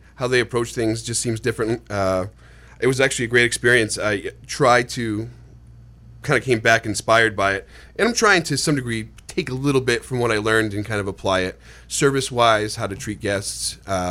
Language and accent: English; United States; I'm American